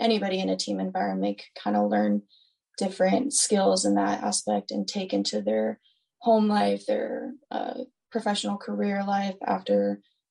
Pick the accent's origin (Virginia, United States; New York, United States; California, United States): Virginia, United States; Stafford; moved away; I'm from Stafford, Virginia. It's pretty close to DC